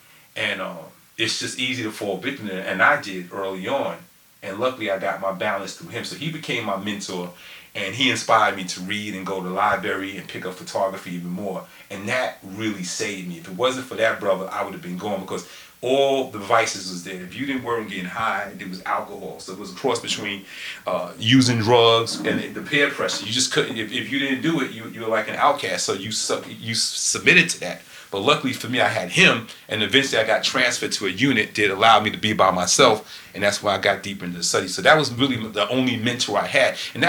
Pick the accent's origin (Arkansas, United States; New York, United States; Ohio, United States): New York, United States; So he knew I was from New York.